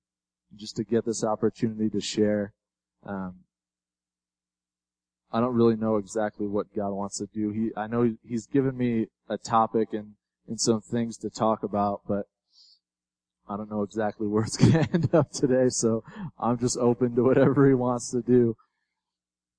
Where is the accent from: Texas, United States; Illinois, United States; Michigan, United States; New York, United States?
Illinois, United States; Chicago; I'm from Chicago